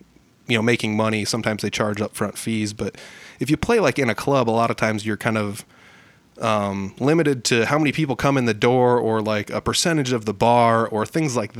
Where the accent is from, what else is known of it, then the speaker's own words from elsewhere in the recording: Northern Iowa, United States; I'm from Northern Iowa